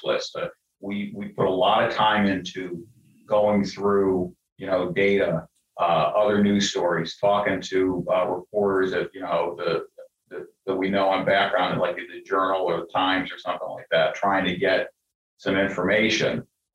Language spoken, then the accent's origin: English; Cleveland, Ohio, United States; moved away; I'm from Cleveland, Ohio originally. Like, we got a big steel mill in town. And when I was growing up, they were shutting parts of it down